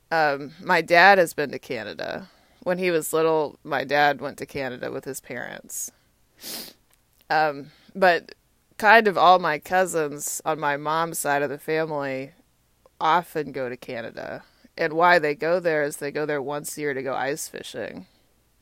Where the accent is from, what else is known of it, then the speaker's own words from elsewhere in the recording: Austin, Texas, United States; now in Washington, D.C., United States; my hometown is Austin, Texas